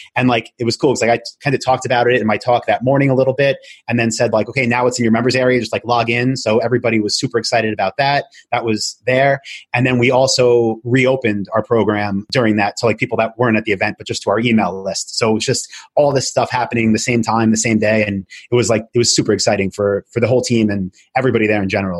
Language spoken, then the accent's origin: English; Long Island, New York, United States; also born or lived in Albany, New York; I'm from Long Island, moved back there